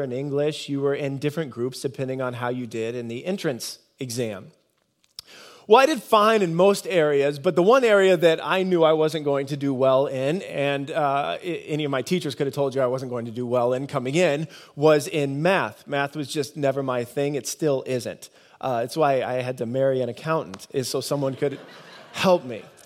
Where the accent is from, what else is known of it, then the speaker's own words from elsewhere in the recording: Nebraska, United States; moved away; I grew up in Nebraska.